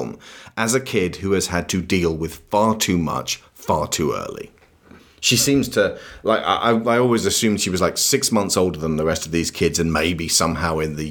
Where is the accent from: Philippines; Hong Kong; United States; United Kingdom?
United Kingdom; As adult British people